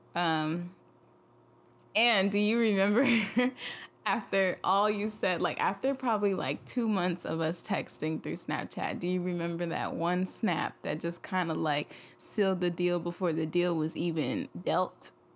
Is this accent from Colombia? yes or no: no; Nigeria; I'm Nigerian. We're not really raised to be interested in Greek life